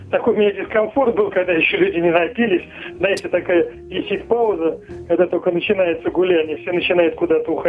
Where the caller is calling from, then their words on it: Moscow, Russia; Да, я из Москвы звоню.